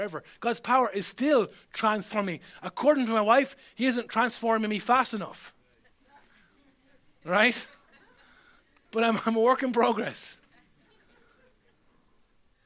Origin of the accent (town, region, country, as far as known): Ireland